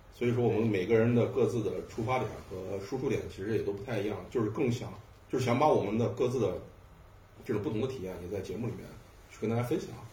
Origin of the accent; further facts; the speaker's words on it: Xi'an, Shaanxi, China; 我是一个西安人